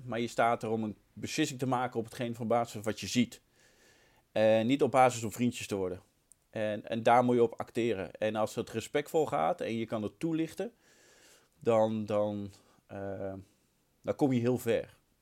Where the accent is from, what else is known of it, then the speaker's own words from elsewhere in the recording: Utrecht, Netherlands; also born or lived in Nieuwegein; mijn eerste scheidsrechtersvak, regio Utrecht. Ehm, ik ben geboren in de Meren